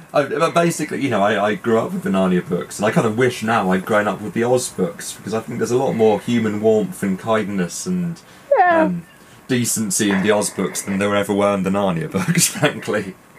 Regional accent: United Kingdom; being British

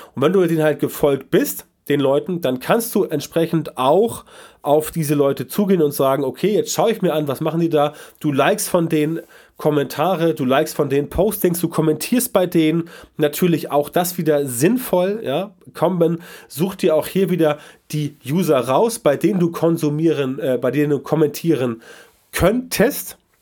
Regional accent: Germany

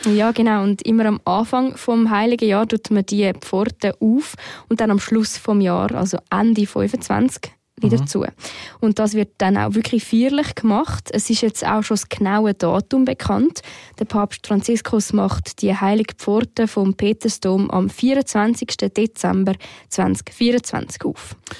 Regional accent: Switzerland; hier bei uns in der Schweiz

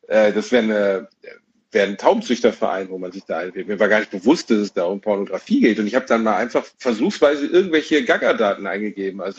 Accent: Gelsenkirchen, North Rhine-Westphalia, Germany; In meiner Heimatstadt Gelsenkirchen gab es exakt, Zero.

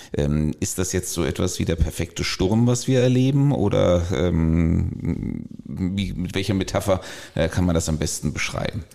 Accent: Germany; als Deutsche

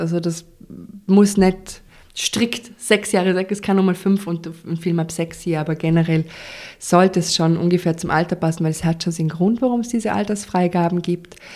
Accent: Vorarlberg, Austria; bei uns in Vorarlberg

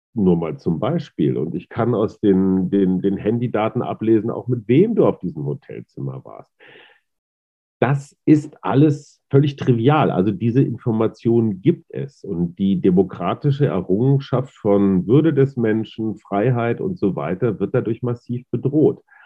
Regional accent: North Rhine-Westphalia, Germany; ich bin da als, als Westfale und alter weißer Mann, Boomer und Schallplattenspieler und VHS-Kassette groß geworden

